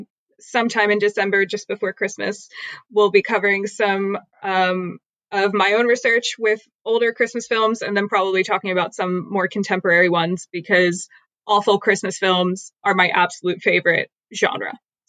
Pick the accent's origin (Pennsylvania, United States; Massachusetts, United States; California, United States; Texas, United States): Pennsylvania, United States; Philadelphia; now in London, United Kingdom; Surprisingly, I am American. I'm from Philly, but I live in London. I'm doing a PhD in London.